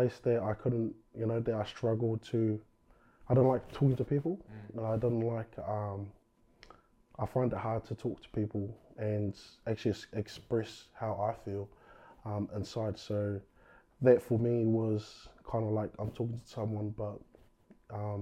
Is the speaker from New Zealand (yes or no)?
yes; Christchurch, Canterbury, New Zealand; Born and bred in Christchurch. Yep. So I've been here all my life